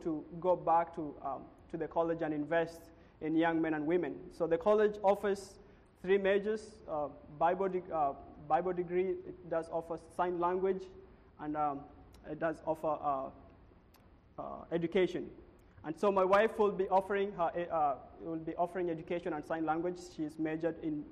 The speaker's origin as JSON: {"language": "English", "country": "Kenya", "tie": "born or raised there", "also_born_or_lived": "United States / Puerto Rico", "moved": "yes", "said": "we're both born and raised in Kenya."}